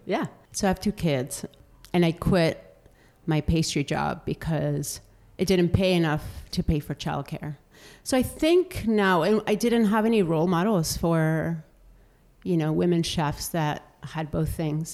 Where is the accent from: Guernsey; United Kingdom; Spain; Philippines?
Spain; Bilbao, Basque Country; moved away as an adult; also born or lived in Denver / Florida; now in Seattle, United States; I grew up in Bilbao, which is the Basque Country